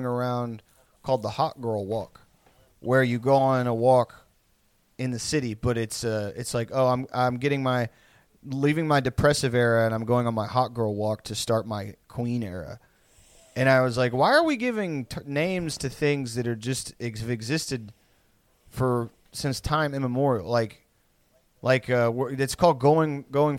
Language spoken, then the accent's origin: English; the South, United States; I'm not a redneck really, but like I am most certainly from the South